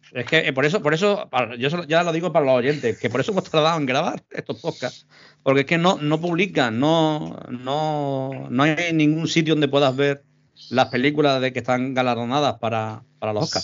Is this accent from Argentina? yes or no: no; Andalusia, Spain; also born or lived in Málaga; para los andaluces, eh, sabemos lo que es el tema